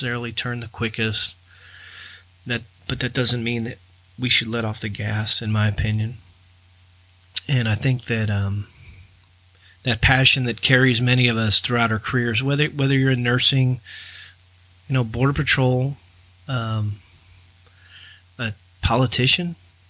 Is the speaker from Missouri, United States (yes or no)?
yes; St. Louis, Missouri, United States; the time I spent growing up in St. Louis, Missouri